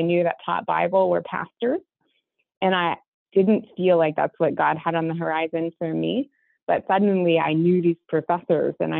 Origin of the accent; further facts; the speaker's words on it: Texas, United States; moved away; I originally grew up in Texas. I'm sure that my accent at some point in this conversation will betray me